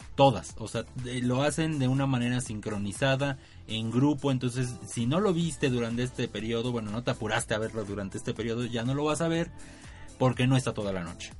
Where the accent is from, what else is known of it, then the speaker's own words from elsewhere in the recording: Mexico; No tomábamos cerveza en México, no tomábamos vino, ni coñac, ni nada